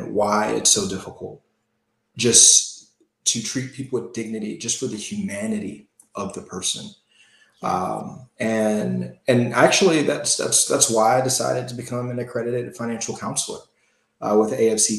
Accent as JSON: {"language": "English", "town": "Gary", "region": "Indiana", "country": "United States", "tie": "born or raised there", "said": "I grew up in Gary, Indiana"}